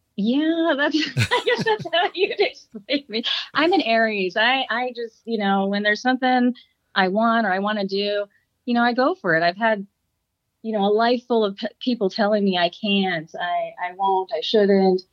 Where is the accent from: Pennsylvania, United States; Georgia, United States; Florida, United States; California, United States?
California, United States; Santa Clarita; born or raised there